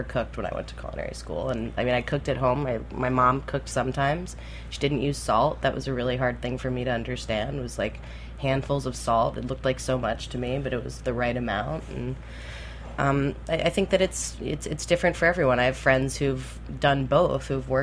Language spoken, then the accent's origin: English; Key West, Florida, United States; I grew up in Key West